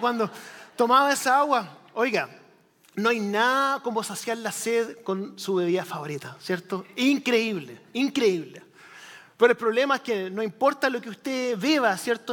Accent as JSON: {"language": "Spanish", "country": "Chile", "tie": "born or raised there", "moved": "yes", "said": "yo crecí en Chile, país del tercer mundo, en los años 80"}